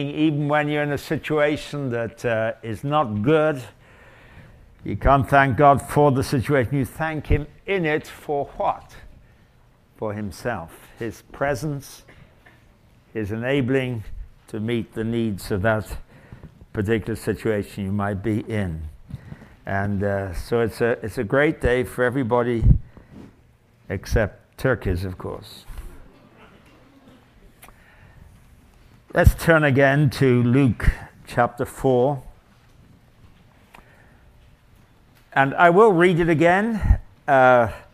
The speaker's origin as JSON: {"language": "English", "region": "England", "country": "United Kingdom", "moved": "yes", "lives_now": "Canada", "said": "I come from England"}